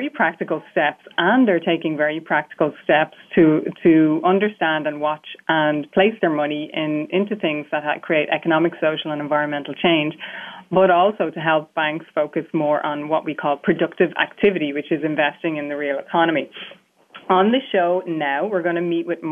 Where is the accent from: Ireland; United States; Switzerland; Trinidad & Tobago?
Ireland; as an Irish person